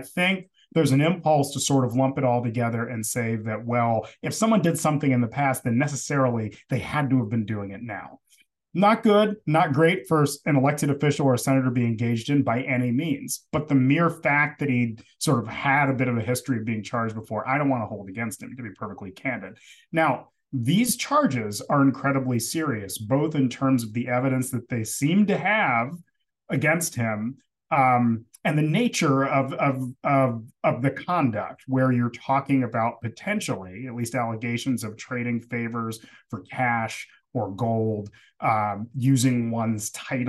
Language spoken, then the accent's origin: English; Jamaica; So it's, you know, because I'm Jamaican. That's why.